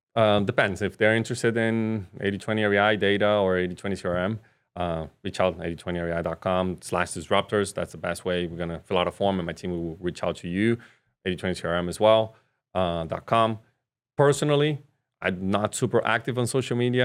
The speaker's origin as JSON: {"language": "English", "country": "Brazil", "tie": "born or raised there", "moved": "yes", "said": "I was raised in Brazil"}